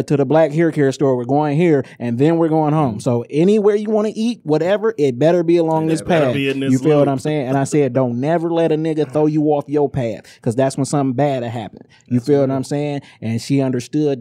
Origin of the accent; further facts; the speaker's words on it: Inkster, Michigan, United States; I'm from Inkster.